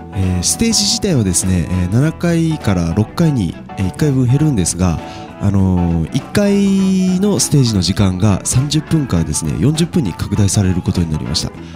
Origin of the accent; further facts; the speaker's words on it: Takachiho, Miyazaki, Japan; 僕もあの高千穂出身なんですね